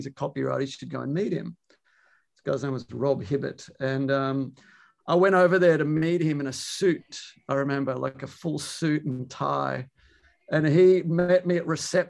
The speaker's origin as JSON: {"language": "English", "town": "Melbourne", "region": "Victoria", "country": "Australia", "tie": "born or raised there", "also_born_or_lived": "New York, United States", "moved": "as an adult", "lives_now": "Amsterdam, Netherlands", "said": "I'm an Aussie by origin. You know, I'm from Melbourne."}